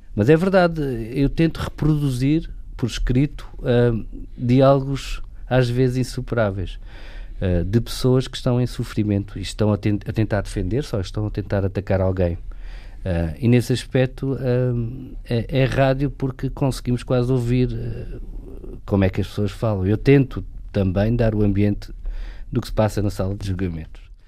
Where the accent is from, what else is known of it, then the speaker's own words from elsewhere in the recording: Alentejo, Portugal; eu sou alentejano